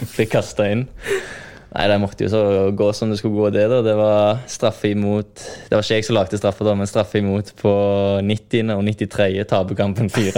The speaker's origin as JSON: {"language": "Norwegian", "country": "Norway", "moved": "yes", "said": "Jeg var jo kaptein på U19-laget som nordmann"}